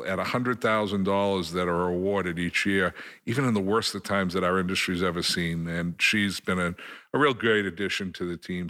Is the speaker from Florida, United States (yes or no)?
no; Framingham, Massachusetts, United States; I grew up in Framingham, as Steve well knows, and played football at Framingham North High.